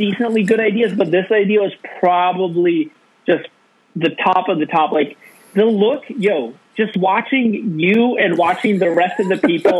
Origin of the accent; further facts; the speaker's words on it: Bellingham, Washington, United States; also born or lived in St. Augustine, Florida; I grew up here in Bellingham and had family and connections